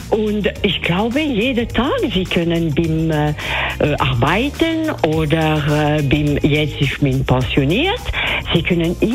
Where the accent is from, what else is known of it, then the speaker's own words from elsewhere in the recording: Degersheim, St. Gallen, Switzerland; now in Flawil, Switzerland; ich komme aus der Ostschweiz, aus Degersheim, bin aber wohnhaft in Flamil und bin 28.